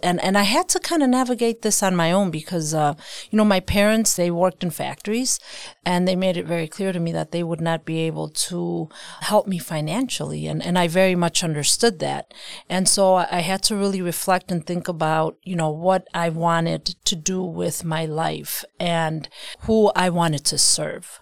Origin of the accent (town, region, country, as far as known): Milwaukee, Wisconsin, United States; born or raised there; also born or lived in Mexico / Chicago